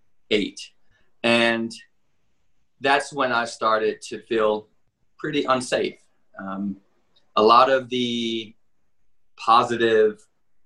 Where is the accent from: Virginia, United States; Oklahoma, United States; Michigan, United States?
Michigan, United States; Detroit; moved away; also born or lived in Cincinnati / Tokyo / Portland, Oregon; growing up in Detroit